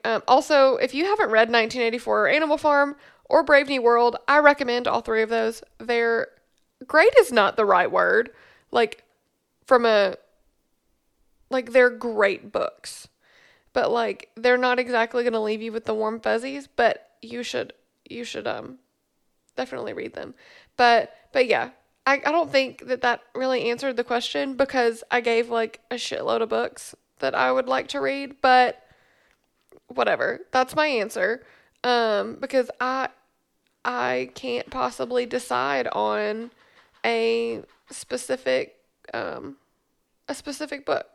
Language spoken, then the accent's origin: English; Memphis, Tennessee, United States; moved away as an adult; also born or lived in Bowling Green, Kentucky; now in Glasgow, Kentucky, United States; I grew up in Memphis, um, and then I moved to Bowling Green, Kentucky in two thousand twelve